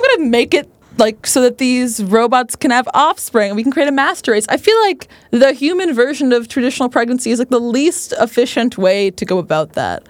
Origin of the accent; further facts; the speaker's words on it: Seaside, Florida, United States; I grew up in the Truman Show town.